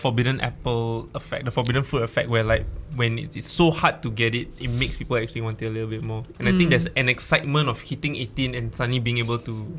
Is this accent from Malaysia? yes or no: yes; Malaysia; I'm Malaysian, so I'm particularly like invested in this.